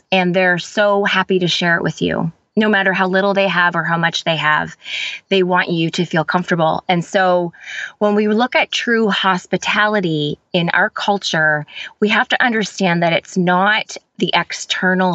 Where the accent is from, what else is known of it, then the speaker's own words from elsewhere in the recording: Canada; I am Canadian. So I live in a city that's just about 2 hours away from Toronto